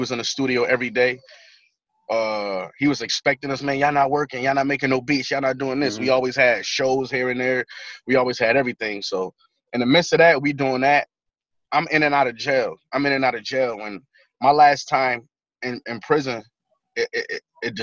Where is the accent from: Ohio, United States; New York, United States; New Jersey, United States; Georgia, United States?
New York, United States; Buffalo; when you from a place like that, in a city like Buffalo, man, you got extreme pride